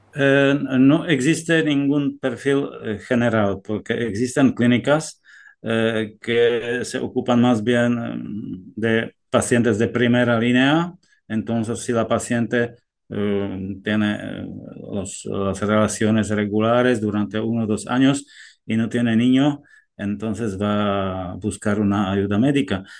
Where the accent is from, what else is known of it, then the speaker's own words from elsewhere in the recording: Czechia; Spanish is a second language; also born or lived in France; now in Granada, Spain; mi país de origen, si, si, os interesa, yo he nacido en, en Chequia